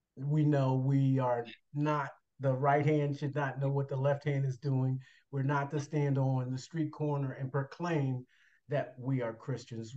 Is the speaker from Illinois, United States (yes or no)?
yes; Chicago, Illinois, United States; moved away as an adult; now in Indianapolis, United States; born and raised in Chicago, Illinois